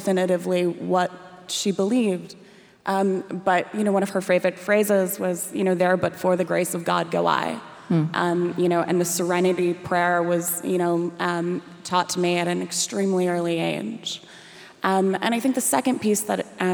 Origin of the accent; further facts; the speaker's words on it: Raleigh, North Carolina, United States; I grew up in Raleigh, North Carolina